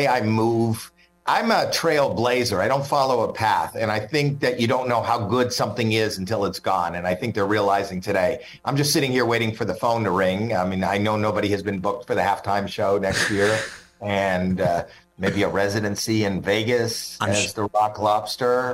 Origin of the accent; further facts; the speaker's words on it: Canada; I'm Canadian